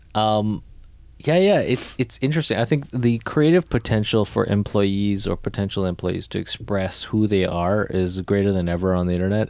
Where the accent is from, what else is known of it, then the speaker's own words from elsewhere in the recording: Canada; moved away as an adult; also born or lived in New York; like me, like born in Canada